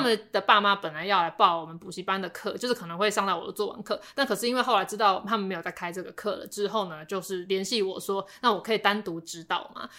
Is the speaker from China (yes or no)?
no; Taipei, Taiwan; 我本来是台北人